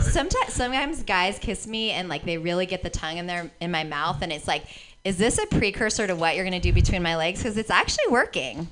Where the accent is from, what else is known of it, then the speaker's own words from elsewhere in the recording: San Francisco, California, United States; I grew up in San Francisco